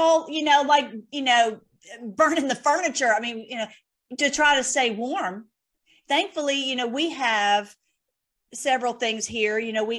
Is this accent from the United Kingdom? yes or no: no; Nashville, Tennessee, United States; actually my accent is not nearly as strong as it used to be. I'm from Nashville originally.